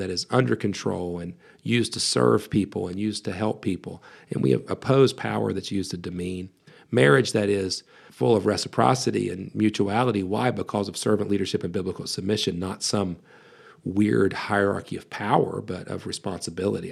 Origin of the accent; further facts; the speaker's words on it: West Virginia, United States; I was born and raised in West Virginia